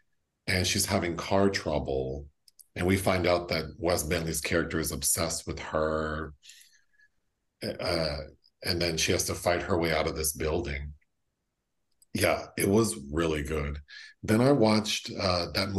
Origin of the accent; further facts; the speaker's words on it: California, United States; born and raised in California